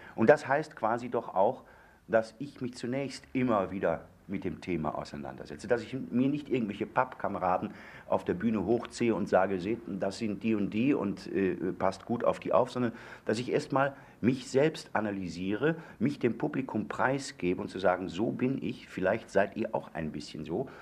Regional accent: Moers, North Rhine-Westphalia, Germany; moved away; ich bin also das, das Mörser Kulturei

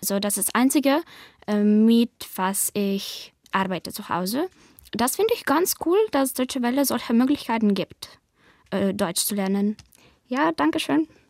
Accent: Kyiv, Ukraine; German is a second language; Ich komme aus Ukraine, aus Hauptstadt Kiew

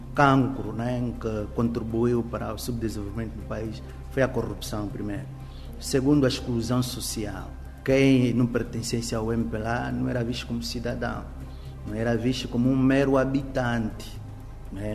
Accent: Moxico, Angola; moved away; eu venho do Mochico

